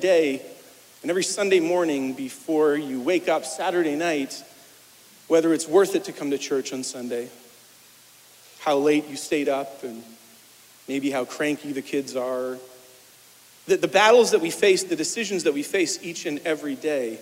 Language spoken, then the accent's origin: English; Winchester, Ontario, Canada; moved away as an adult; also born or lived in New York; now in Kemptville, Canada; I was born over in Winchester